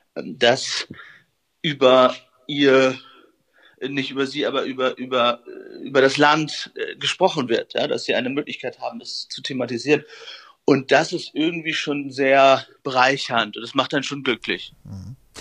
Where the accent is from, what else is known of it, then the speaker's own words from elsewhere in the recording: Friesland, Lower Saxony, Germany; moved away; in meiner Heimat aus Friesland verbringen, bei meinen Eltern